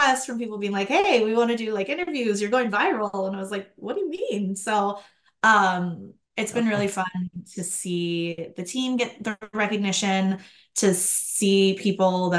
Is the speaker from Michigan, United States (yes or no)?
no; Minnesota, United States; I grew up in Minnesota